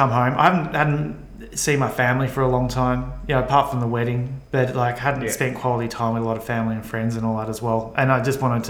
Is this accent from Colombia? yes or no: yes; Colombia; I mean, so I come from Colombia and I was in Panama.